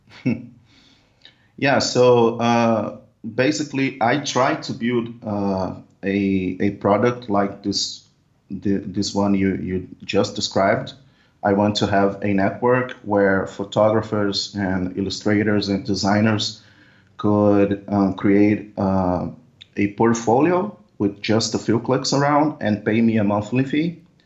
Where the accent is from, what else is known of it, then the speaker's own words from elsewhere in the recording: Brazil; I'm from Brazil